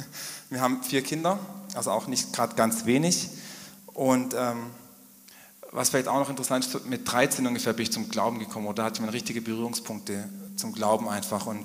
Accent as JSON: {"language": "German", "town": "Großheim", "region": "Baden-Württemberg", "country": "Germany", "tie": "born or raised there", "said": "Also ich bin nicht hier in Trossingen groß geworden, sondern ich bin auf dem Heuberg groß geworden, also in Großheim ganz konkret."}